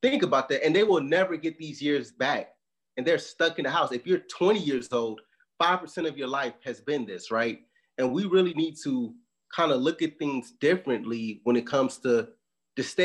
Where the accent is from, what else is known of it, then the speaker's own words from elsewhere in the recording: Chicago, Illinois, United States; moved away; I'm originally from Chicago